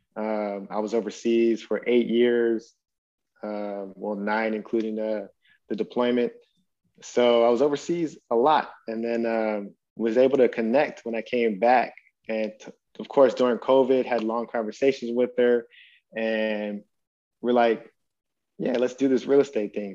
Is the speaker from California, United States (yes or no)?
yes; Stockton, California, United States; we were growing up in Stockton, California